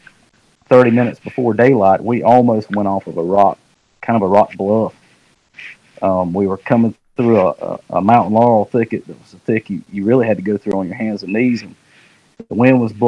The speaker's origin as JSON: {"language": "English", "region": "North Carolina", "country": "United States", "tie": "born or raised there", "said": "when I grew up in North Carolina, and in this area in North Carolina, when I was a kid"}